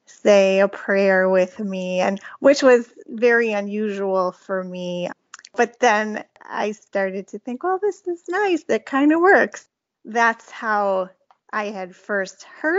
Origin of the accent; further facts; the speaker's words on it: South Florida, United States; also born or lived in Milwaukee, Wisconsin; I was born in Milwaukee, Wisconsin. And then from like third grade, I moved to South Florida